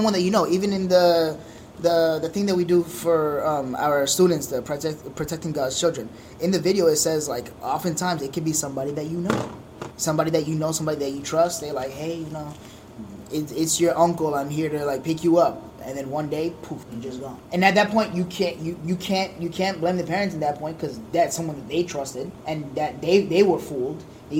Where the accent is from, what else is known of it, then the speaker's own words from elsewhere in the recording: Haiti; Because, like, you come from Honduras, I'm from Haiti, like, those third world countries